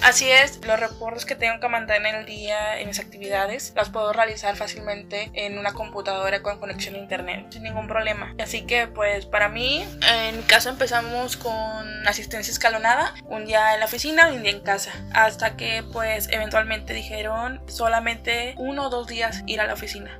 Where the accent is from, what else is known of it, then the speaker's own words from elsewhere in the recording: Veracruz, Mexico; now in Monterrey, Mexico; yo soy de Veracruz